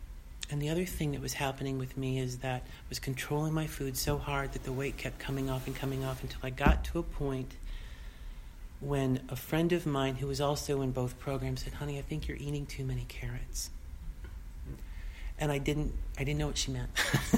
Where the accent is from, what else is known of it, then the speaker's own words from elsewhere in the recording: Boston, Massachusetts, United States; You know, I came from Boston, the East Coast.